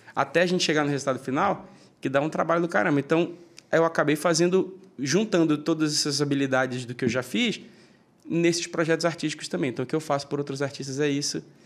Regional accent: Manaus, Amazonas, Brazil; now in São Paulo, Brazil; saí de Manaus com uma mala

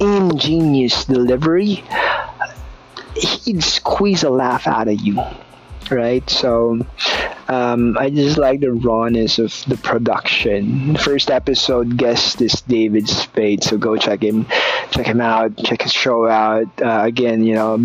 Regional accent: Philippines; I'm a Filipino, I'm brown

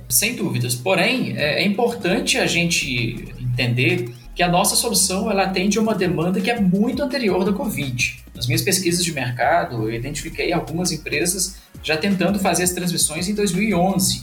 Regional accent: Minas Gerais, Brazil; nós que somos mineiros

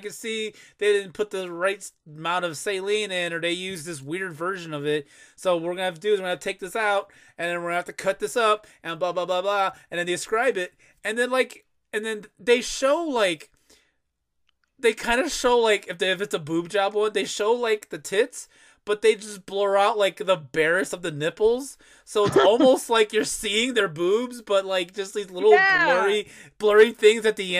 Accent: Chicago, Illinois, United States; I'm from Chicago.

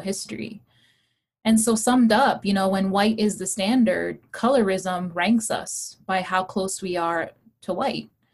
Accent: Hawaii, United States; English is a second language; I was raised in Hawaii in a brown and Asian Pacific Islander state that had deep anti blackness

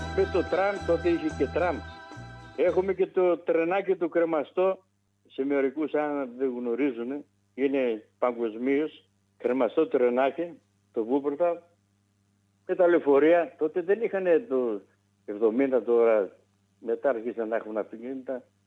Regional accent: Greece; moved away; also born or lived in Wuppertal, Germany; εμάς τους Έλληνες εκεί τώρα, ε, από διάφορα μέρη της Ελλάδας

